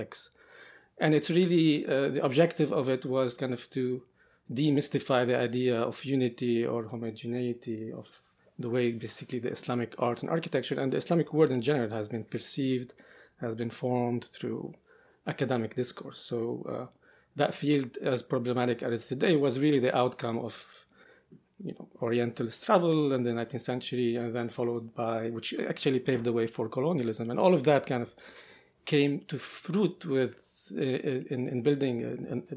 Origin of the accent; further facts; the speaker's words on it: Beirut, Beirut Governorate, Lebanon; both of Makrem and I grew up in Beirut and in Lebanon during kind of years of conflict